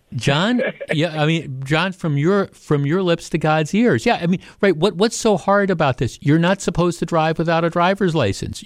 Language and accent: English; Glendale, Wisconsin, United States; I grew up here, right? I grew up in Glendale